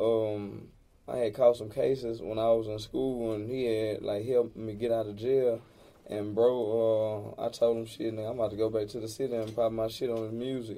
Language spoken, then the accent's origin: English; Houston, Texas, United States; I'm from Third Ward. That's what the three for.